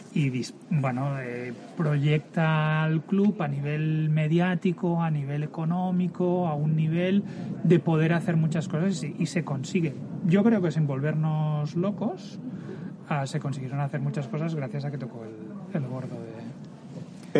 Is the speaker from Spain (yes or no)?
yes; Barcelona, Catalonia, Spain; yo soy del 71, eh, siempre en el barrio de, de Horta, exalumnos a Horta, allí empiezo a jugar a, a básquet